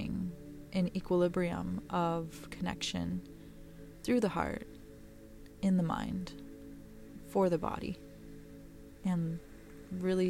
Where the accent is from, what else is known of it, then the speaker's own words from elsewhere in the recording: New Mexico, United States; I'm from New Mexico